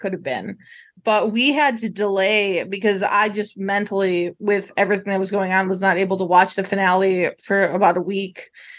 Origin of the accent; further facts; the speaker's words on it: Chicago, Illinois, United States; now in Iowa, United States; I'm originally from Chicago, but I've been living in Iowa for many years at this point.